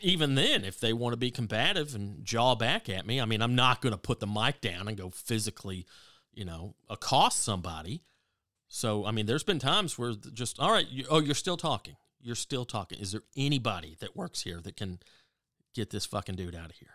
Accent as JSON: {"language": "English", "region": "the South", "country": "United States", "tie": "born or raised there", "said": "growing up in the South"}